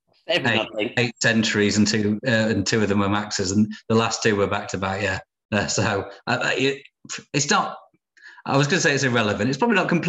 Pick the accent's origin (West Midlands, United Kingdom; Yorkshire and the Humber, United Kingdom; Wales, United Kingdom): Yorkshire and the Humber, United Kingdom; Sheffield; also born or lived in Leeds; I say Sheffield, I say where I'm from